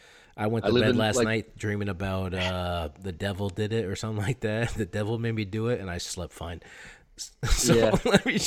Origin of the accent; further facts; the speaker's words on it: Champlain Valley, Vermont, United States; I grew up in the Champlain Valley where Lake Champlain is.